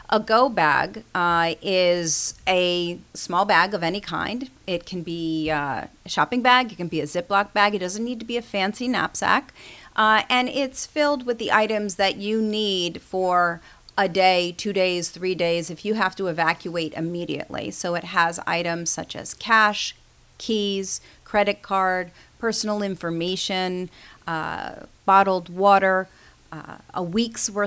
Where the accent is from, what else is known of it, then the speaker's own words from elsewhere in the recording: New York, United States; I'm a New Yorker.